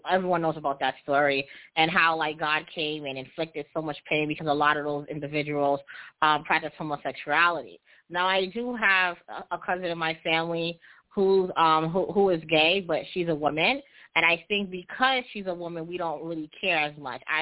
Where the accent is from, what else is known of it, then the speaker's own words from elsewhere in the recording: Jamaica; So, you know, I'm heterosexual, and I'm also Jamaican. And I know in Jamaican cultures and in our music, there's a lot of um negative connotations against homosexuality.